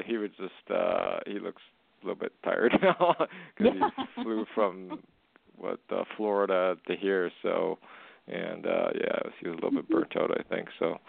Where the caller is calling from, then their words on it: Canada; I'm calling from Canada.